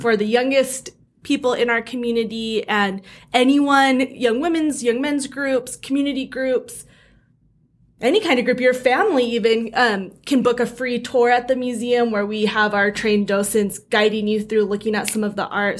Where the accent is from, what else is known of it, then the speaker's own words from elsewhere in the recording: North Ogden, Utah, United States; I grew up in North Ogden, Utah, but then came down to school in Utah County and kind of have stayed ever since I started